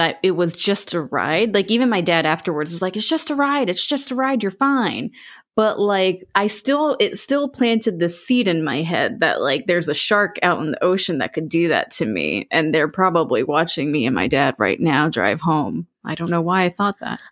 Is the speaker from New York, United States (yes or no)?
no; Florida, United States; But I grew up in Florida, so I lived pretty close to Universal Studios, which, uh, they have a theme park, uh, in Orlando.